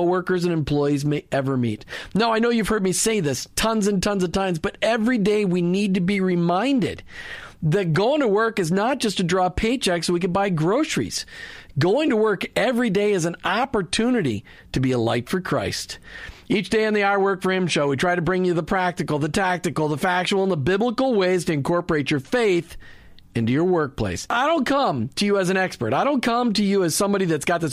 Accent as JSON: {"language": "English", "town": "Burnsville", "region": "Minnesota", "country": "United States", "tie": "born or raised there", "said": "I grew up in Burnsville, Minnesota."}